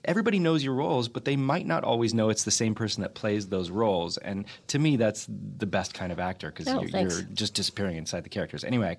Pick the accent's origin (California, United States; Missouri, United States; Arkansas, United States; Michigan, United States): California, United States; Whittier; I grew up in Whittier